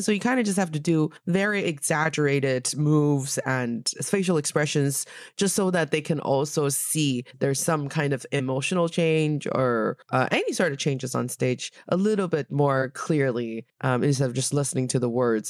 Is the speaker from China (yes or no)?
yes; Northeast China, China; moved away; my hometown in the northeast part of China